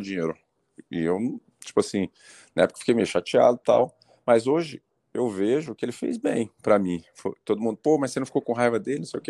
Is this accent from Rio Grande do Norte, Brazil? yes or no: no; Brasília, Federal District, Brazil; moved away; eu sou natural de Brasília